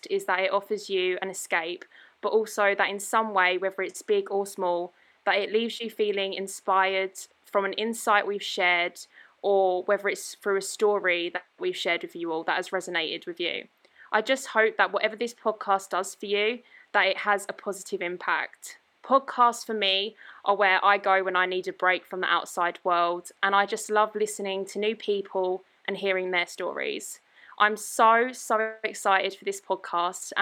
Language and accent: English; Essex, East of England, United Kingdom; I'm from Essex